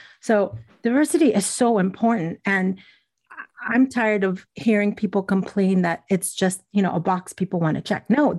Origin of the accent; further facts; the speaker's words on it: Elizabeth, New Jersey, United States; Because I grew up in New Jersey, in Elizabeth, and my family was from Cuba.